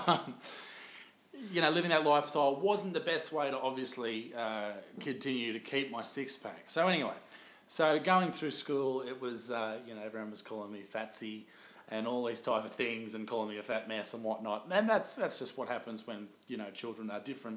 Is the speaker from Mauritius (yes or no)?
no; Newcastle, New South Wales, Australia; I grew up in Whitebridge, in Newcastle